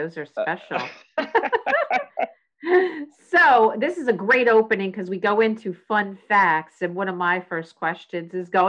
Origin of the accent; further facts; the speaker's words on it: New Jersey, United States; accent: Philly; I got the Philly accent too. I grew up in South Jersey